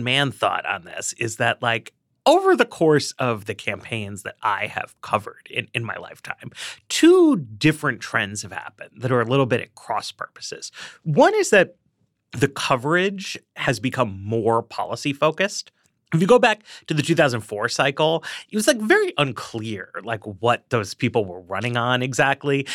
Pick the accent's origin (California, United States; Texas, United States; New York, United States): New York, United States; now in Washington, D.C., United States; I grew up in Manhattan.